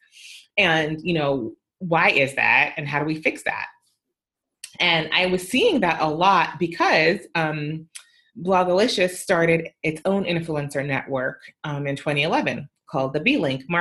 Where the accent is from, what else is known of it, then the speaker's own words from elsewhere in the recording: Canada; I'm also Canadian